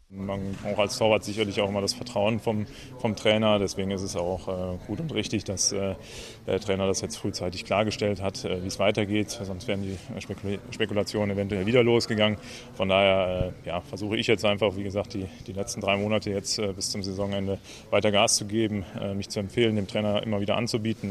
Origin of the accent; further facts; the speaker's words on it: Cologne, North Rhine-Westphalia, Germany; mein Heimatverein, da wo ich groß geworden bin